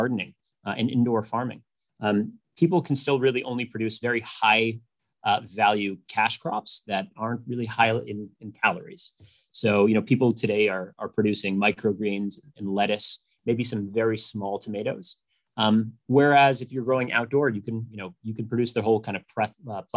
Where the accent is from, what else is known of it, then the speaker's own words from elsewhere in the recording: Rhode Island, United States; moved away; also born or lived in Pittsburgh / Boston / New York; I grew up in Rhode Island